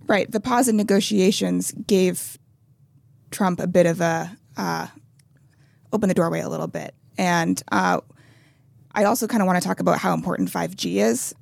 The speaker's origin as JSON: {"language": "English", "country": "United States", "said": "I'm speaking as an American"}